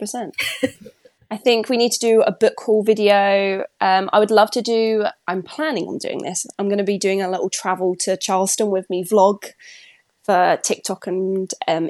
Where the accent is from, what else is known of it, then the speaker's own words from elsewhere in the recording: United Kingdom; as a British person